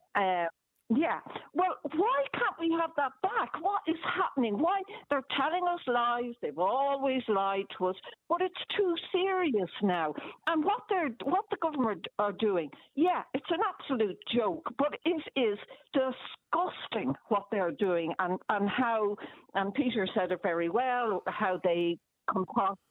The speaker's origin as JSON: {"language": "English", "country": "Ireland", "said": "I was treated as an Irish citizen"}